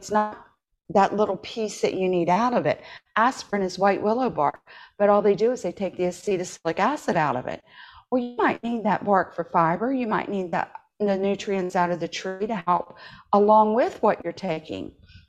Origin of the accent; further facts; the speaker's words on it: Appalachia, United States; I grew up in Appalachia. I spent my summers there.